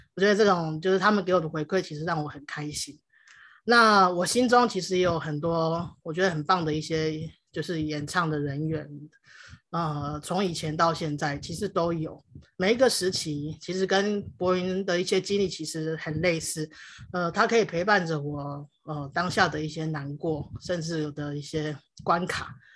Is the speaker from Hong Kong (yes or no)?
no; Taiwan; first language Hakka; Chinese is a second language; 我在客家庄长大